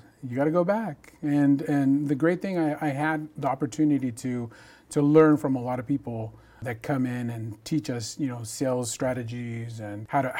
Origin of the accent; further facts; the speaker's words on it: Hamilton City, California, United States; also born or lived in Chico, California; now in Bakersfield, United States; Growing up in Hamilton City, which is right in between Chico, California, and Orland.